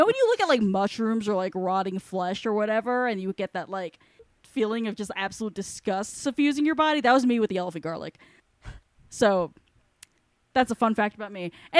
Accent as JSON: {"language": "English", "region": "New York", "country": "United States", "tie": "born or raised there", "said": "Maybe it's because I grew up in New York and I'm just like, what the fuck is a tree?"}